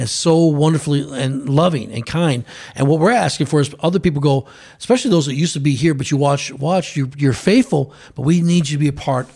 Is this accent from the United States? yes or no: yes; United States; an American citizen